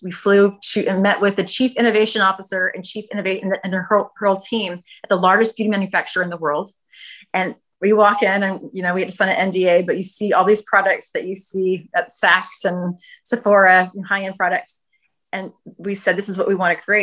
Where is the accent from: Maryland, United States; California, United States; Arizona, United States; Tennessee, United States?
California, United States; Northern; now in Los Angeles, United States; I'm from Northern California